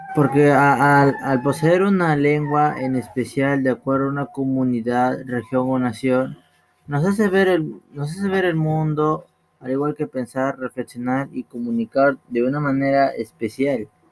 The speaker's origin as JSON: {"language": "Spanish", "country": "Peru", "said": "nosotros que somos peruanos"}